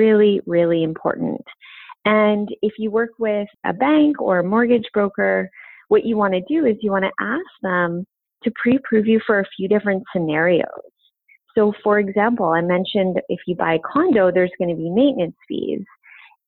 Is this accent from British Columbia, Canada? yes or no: yes; Vancouver, British Columbia, Canada; I'm from Vancouver